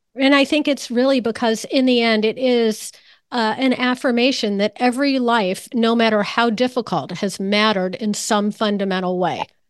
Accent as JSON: {"language": "English", "town": "New Canaan", "region": "Connecticut", "country": "United States", "tie": "born or raised there", "said": "New Canaan, which is my hometown"}